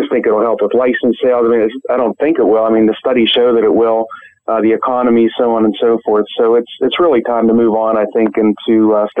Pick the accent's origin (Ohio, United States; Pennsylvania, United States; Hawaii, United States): Pennsylvania, United States; moved away; I grew up in Pennsylvania. I lived there a long time.